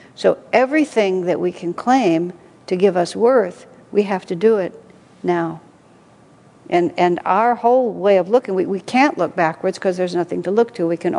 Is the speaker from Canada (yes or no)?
no; United States; I'm so American